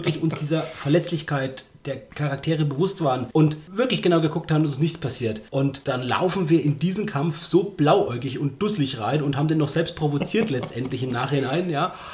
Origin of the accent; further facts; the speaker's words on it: Germany; uns als Deutsche nicht so geläufige englische Worte